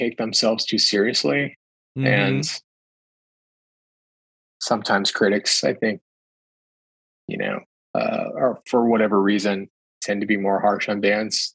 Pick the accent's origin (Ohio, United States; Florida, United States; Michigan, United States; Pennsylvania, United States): Ohio, United States; growing up in the Midwest in a place like Ohio, it's mostly flat